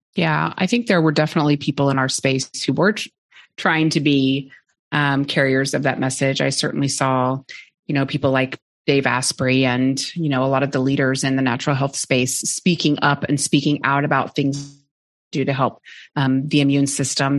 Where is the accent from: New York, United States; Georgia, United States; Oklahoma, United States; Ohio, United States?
Oklahoma, United States; now in Austin, United States; I grew up in Oklahoma